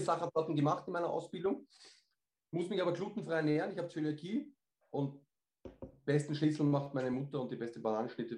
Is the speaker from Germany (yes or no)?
no; Austria; Bei uns in Österreich